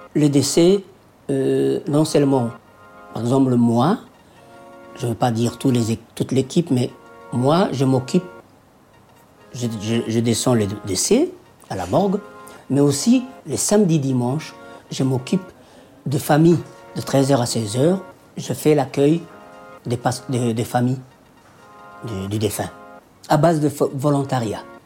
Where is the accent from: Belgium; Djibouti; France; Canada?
Djibouti; moved away; Je suis d'origine de Djibouti